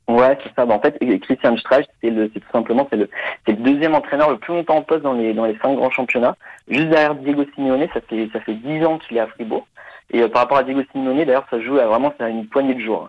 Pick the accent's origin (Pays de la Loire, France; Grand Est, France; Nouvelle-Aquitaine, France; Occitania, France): Pays de la Loire, France; Nantes; now in Germany; je suis né à Nantes et euh, d'un père français et d'une mère allemande. Donc euh, j'ai grandi un peu à, la Beaujoire